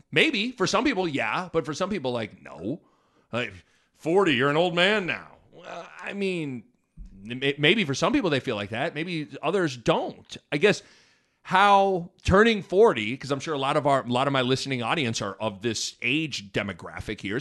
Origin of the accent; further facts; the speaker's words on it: Lincoln, Nebraska, United States; growing up in Nebraska and growing up in Lincoln